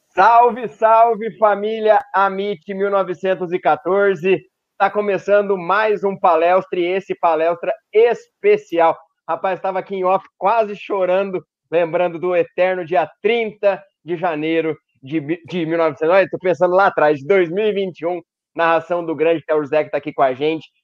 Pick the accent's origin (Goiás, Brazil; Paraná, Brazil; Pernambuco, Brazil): Paraná, Brazil; eu sou do Paraná